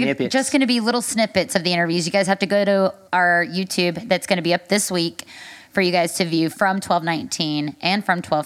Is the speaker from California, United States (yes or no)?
no; Nashville, Tennessee, United States; I'm a native of Nashville